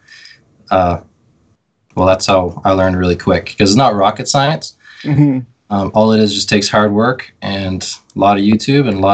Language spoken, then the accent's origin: English; Newfoundland and Labrador, Canada; I was born and raised in Newfoundland